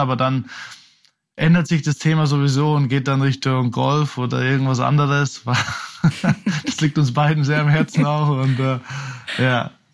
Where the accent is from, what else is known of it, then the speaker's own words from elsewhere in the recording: Oberaudorf, Bavaria, Germany; also born or lived in Munich; dass ich eben aufgewachsen bin in Oberaudorf, dann bei Rosenheim gespielt habe, dann die, die meiste Zeit in München eben gelebt habe, habe ich mich immer als einer von uns Bayern eben halt auch gesehen